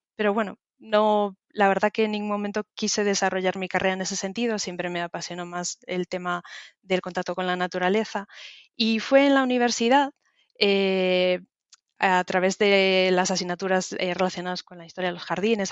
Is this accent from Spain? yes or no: yes; Galicia, Spain; moved away as an adult; now in London, United Kingdom; Soy de, España, eh, de Galicia